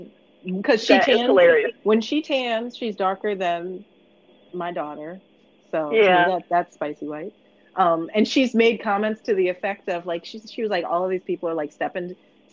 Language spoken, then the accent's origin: English; Philadelphia, Pennsylvania, United States; I grew up around here, although people often ask, because again, like my accent doesn't come through as strongly anymore, but at the time when I lived in South Philly, South Philly wasn't black.